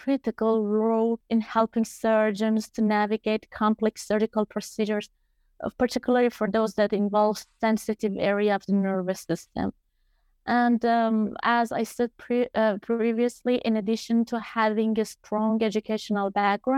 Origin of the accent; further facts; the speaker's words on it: Iran; also born or lived in Australia; the sanctions we have in Iran